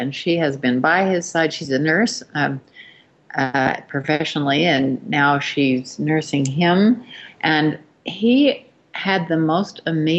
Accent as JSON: {"language": "English", "country": "United States", "tie": "born or raised there", "said": "I grew up in Bear Lake Valley."}